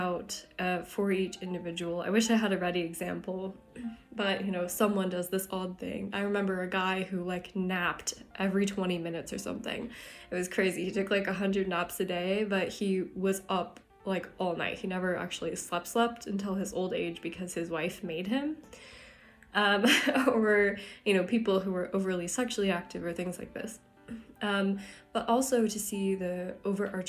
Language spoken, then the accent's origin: English; Tucson, Arizona, United States; moved away; my hometown, Tucson, Arizona